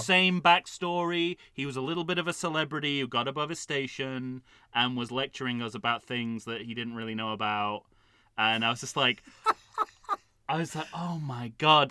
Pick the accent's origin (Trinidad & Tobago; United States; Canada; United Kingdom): United Kingdom; as a Brit